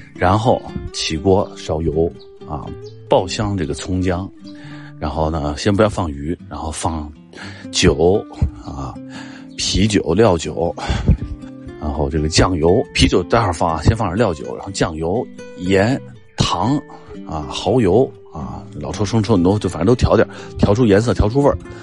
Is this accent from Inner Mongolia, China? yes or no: no; Beijing, China; 我呢是江苏湖南北京人，这个父母是江苏湖南，南方人。但我是在北京长大的